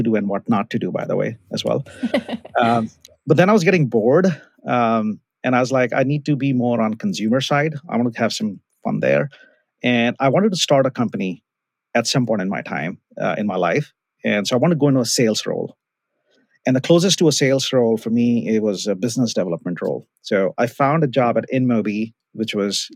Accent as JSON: {"language": "English", "country": "India", "tie": "born or raised there", "moved": "as an adult", "lives_now": "United States", "said": "I grew up in India, bachelor's in computer science. I came to the US, did master's in computer science"}